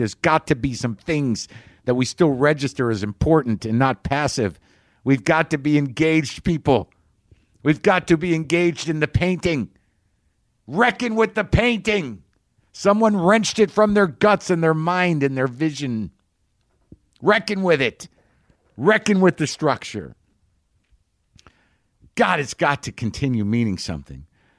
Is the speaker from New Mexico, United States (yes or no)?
yes; New Mexico, United States; also born or lived in New Jersey; I grew up in New Mexico, originally from Jersey. My roots are in Jersey, all right?